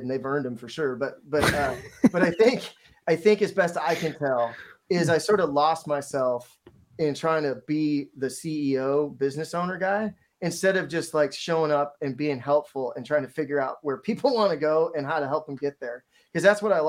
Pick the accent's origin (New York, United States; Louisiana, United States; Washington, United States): Washington, United States; Seattle; I'm from Seattle